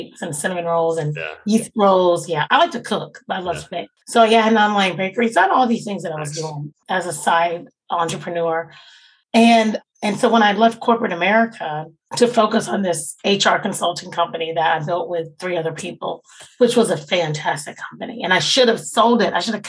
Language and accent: English; Jacksonville, Florida, United States; now in Atlanta, United States; I'm from Jacksonville and I love Jacksonville, but I haven't done a lot in my hometown